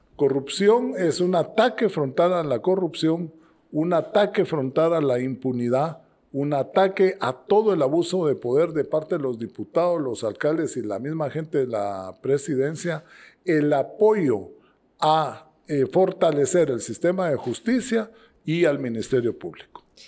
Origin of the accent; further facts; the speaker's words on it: Guatemala; moved away as an adult; also born or lived in Monterrey, Mexico / Israel; un guatemalteco, nací aquí en Guatemala, aquí crecí, hice mis estudios de primaria, secundaria